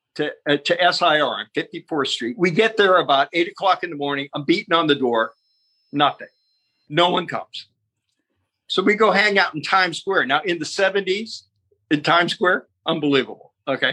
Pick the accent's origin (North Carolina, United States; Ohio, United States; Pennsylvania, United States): Ohio, United States; Youngstown; moved away; also born or lived in Cleveland; in Youngstown, Ohio, we're both from Youngstown. So then we both moved to Cleveland